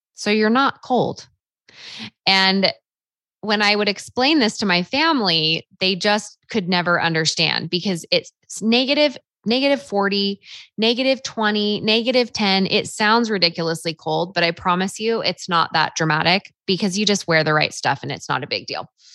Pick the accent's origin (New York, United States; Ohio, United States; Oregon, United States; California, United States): California, United States; Half Moon Bay; moved away as an adult; also born or lived in Rexburg, Idaho; my hometown, Half Moon Bay, California